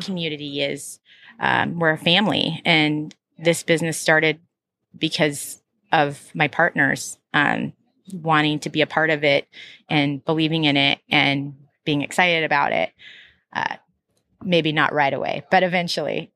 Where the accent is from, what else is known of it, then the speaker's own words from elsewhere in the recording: Troutdale, Oregon, United States; also born or lived in Portland, Oregon; I was from Northeast Portland, but what really grew up out in Troutdale.